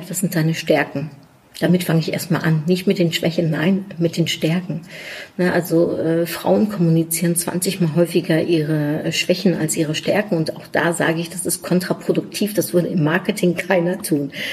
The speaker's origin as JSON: {"language": "German", "country": "Germany", "tie": "born or raised there", "also_born_or_lived": "Netherlands", "said": "ich bin Niederländerin in Deutschland aufgewachsen. Ich habe mein Leben lang in einem deutsch-niederländischen Kontext gearbeitet. Ich bin 26 Mal umgezogen, wovon die meisten Male zwischen Deutschland und den Niederlanden."}